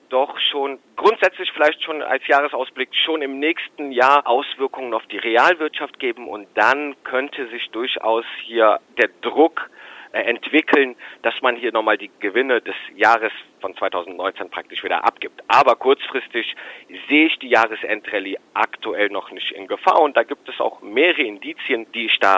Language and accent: German; Rhineland, Germany; Also für mich als Rheinländer muss ich sagen, der Handelskonflikt ist mittlerweile, das sind alte Kamellen.